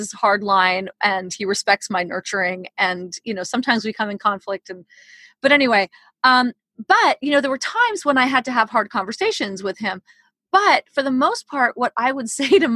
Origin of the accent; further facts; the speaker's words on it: New York City, New York, United States; when I was 14, I grew up in New York City.